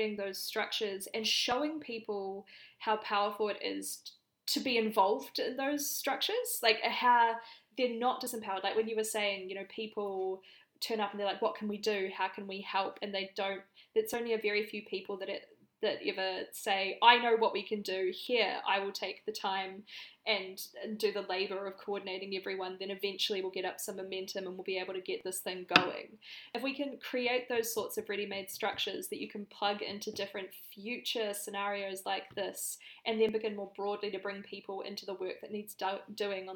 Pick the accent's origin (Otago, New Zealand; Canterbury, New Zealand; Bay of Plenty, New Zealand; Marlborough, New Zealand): Canterbury, New Zealand; accent: New Zealand; moved away as an adult; now in Sydney, Australia; I'm from Canterbury in New Zealand and I was there for the earthquakes